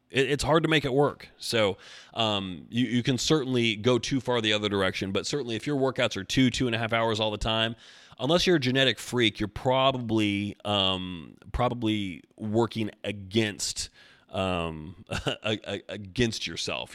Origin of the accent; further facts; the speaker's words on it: Oregon, United States; I'm from Oregon